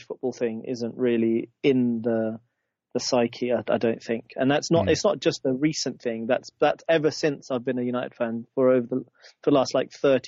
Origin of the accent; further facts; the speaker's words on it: Zambia; I was born in Zambia